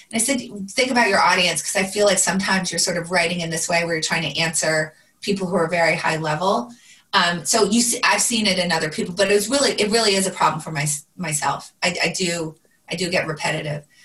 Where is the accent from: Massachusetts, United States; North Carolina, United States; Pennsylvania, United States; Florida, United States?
Pennsylvania, United States; it's my home state